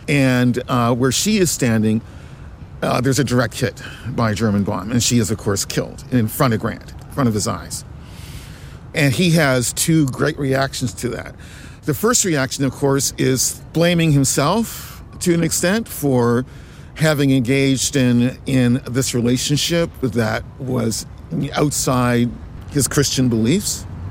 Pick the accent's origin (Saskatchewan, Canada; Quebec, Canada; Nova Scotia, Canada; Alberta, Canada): Nova Scotia, Canada; growing up in Nova Scotia, growing up in Canada